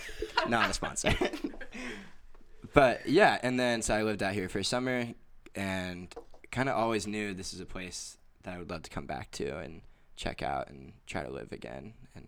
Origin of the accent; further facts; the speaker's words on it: Tampa, Florida, United States; also born or lived in Kentucky; now in Jacksonville, United States; raised in Florida. Born in the great state of Kentucky.